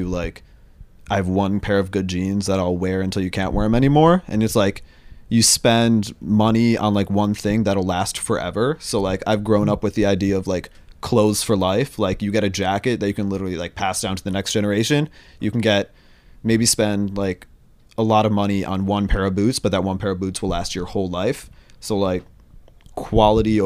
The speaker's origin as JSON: {"language": "English", "town": "Chicago", "region": "Illinois", "country": "United States", "moved": "yes", "lives_now": "New York City, United States", "said": "I'm 21, and I'm from Chicago, Illinois."}